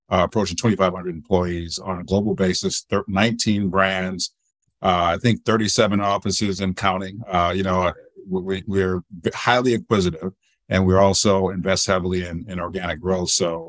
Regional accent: Detroit, Michigan, United States; now in Seattle, United States; but born and raised in Detroit. So my roots are in the Midwest of the U.S.

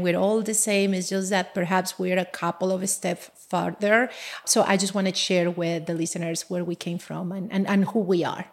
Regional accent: Colombia; English is a second language; moved away as an adult; now in United States; I'm from Colombia originally, and I came to this country, well, uh, twenty years ago

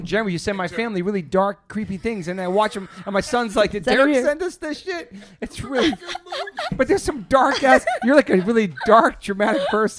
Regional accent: East Coast, United States; also born or lived in New York; now in California, United States; I grew up on the East Coast

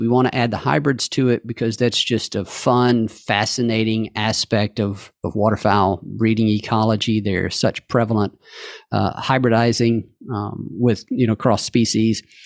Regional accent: Calhoun County, Mississippi, United States; in Calhoun County, uh, is where I grew up

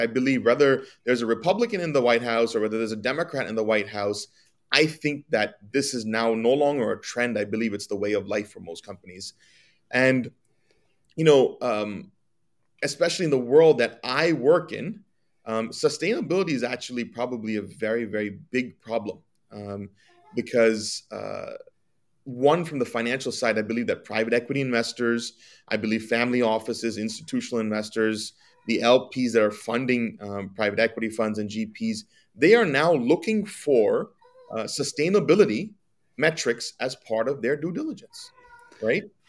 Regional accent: New Jersey, United States; I'm from New Jersey. I was born in New Jersey. Um, grew up my entire life here

